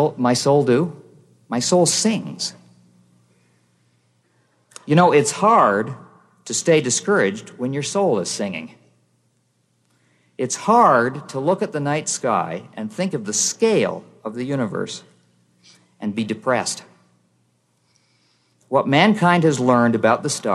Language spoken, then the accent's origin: English; Canada; I'm from Canada